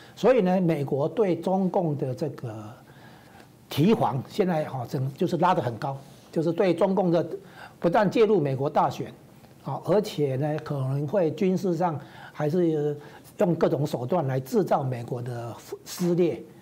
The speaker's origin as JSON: {"language": "Chinese", "country": "Taiwan", "said": "这绝对不是说我们台湾这边能比得上的啦"}